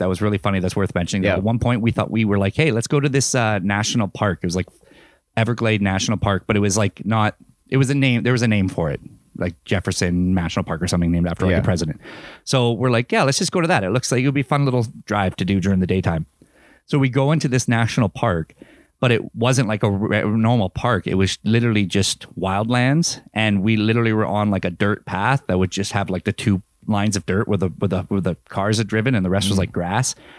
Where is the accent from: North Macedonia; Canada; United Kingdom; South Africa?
Canada; we're from Canada